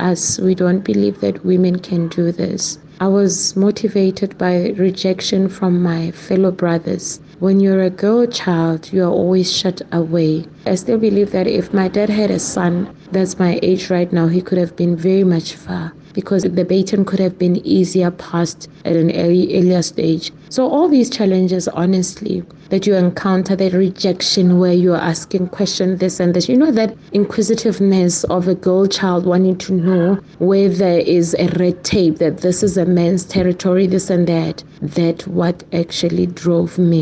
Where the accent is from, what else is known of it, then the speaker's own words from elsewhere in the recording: Rustenburg, North West, South Africa; I'm born and bred in the Northwest in the area called Rustenburg